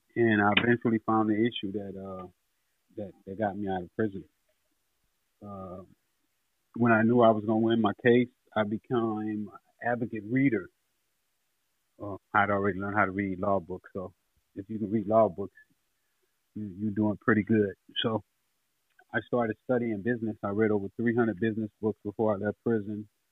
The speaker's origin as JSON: {"language": "English", "town": "Los Angeles", "region": "California", "country": "United States", "tie": "born or raised there", "said": "growing up on Figueroa where the hose was"}